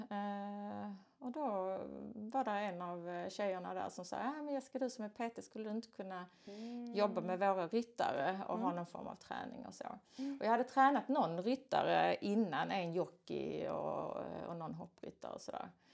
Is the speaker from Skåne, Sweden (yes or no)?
yes; Skåne, Sweden; jag är en skåning